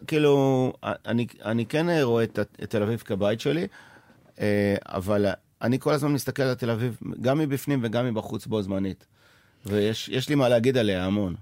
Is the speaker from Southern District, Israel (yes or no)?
yes; Sderot, Southern District, Israel; now in Tel Aviv, Israel; ואני עדיין ילד משדרות